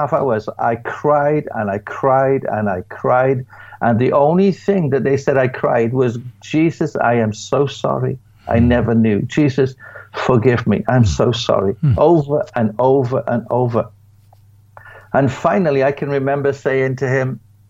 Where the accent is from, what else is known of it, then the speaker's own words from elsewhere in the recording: United Kingdom; being a British person